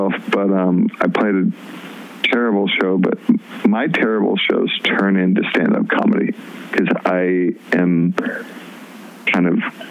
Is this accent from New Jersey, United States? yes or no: no; Los Angeles area, California, United States; moved away as an adult; also born or lived in Mississippi / Portland; So we moved from Mississippi to California when I was 5 years old. And we moved fairly close to LA then. And so I was here for 15 years